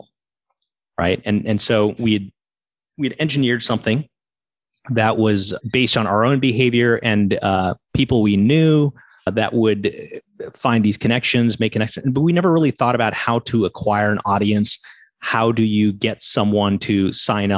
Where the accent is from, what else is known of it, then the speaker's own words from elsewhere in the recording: Massachusetts, United States; moved away as an adult; also born or lived in Silicon Valley; now in Brooklyn, United States; I grew up in Massachusetts